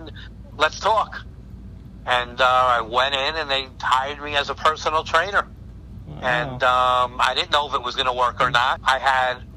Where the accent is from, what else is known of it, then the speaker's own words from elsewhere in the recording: New York City, New York, United States; now in New Jersey, United States; New York City, which I'm from. I was born in Brooklyn. I'm from New York